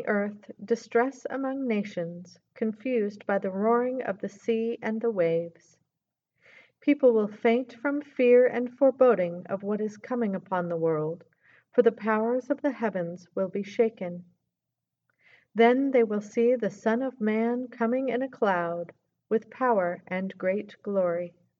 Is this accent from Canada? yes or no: no; Arkansas, United States; moved away; also born or lived in Baltimore; growing up in Arkansas.